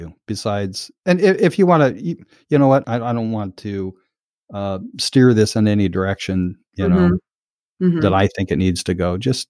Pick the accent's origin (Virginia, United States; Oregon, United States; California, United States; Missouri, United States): Oregon, United States; Portland; moved away as an adult; also born or lived in Orcas Island, Washington; Like I'm from Portland, Oregon.